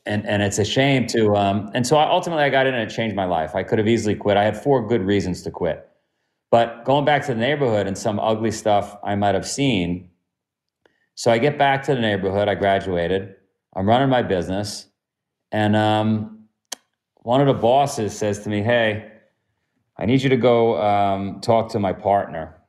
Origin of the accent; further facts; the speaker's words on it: New York City, New York, United States; also born or lived in Ithaca; I'm from Queens